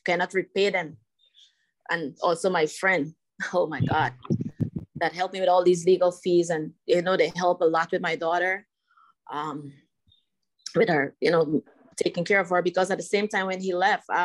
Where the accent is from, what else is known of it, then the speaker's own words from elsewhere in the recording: Guyana; moved away; when I was growing up in Guyana